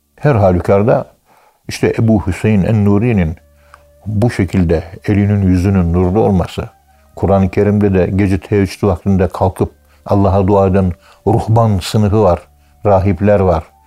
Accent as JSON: {"language": "Turkish", "region": "Ankara", "country": "Turkey", "tie": "born or raised there", "said": "Ankara'nın bir tek Kayabaşı mahallesinde küçükken ben 1951 doğumluyum"}